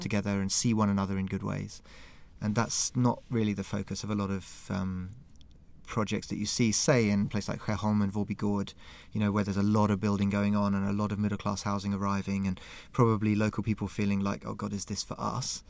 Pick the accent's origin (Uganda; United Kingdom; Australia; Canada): United Kingdom; London; now in Stockholm, Sweden; I'm from London